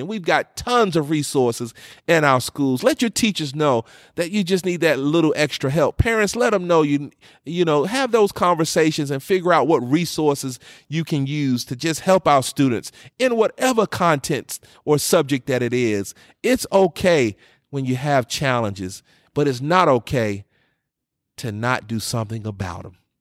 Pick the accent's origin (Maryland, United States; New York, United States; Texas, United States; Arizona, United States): New York, United States; moved away; growing up in New York